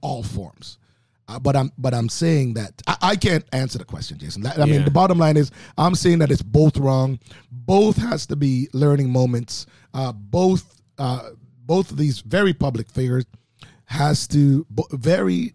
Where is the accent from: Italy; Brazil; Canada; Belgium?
Canada; Oakville, Ontario; also born or lived in Jamaica; coming from Jamaica, growing up in Oakville